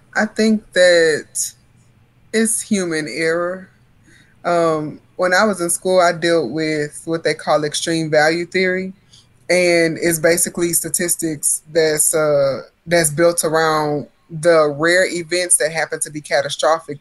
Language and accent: English; Port Arthur, Texas, United States; now in Central Texas, United States; growing up in Hurricane Central